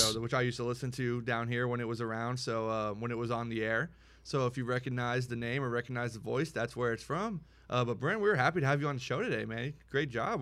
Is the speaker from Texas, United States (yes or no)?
yes; Houston, Texas, United States; I'm from Houston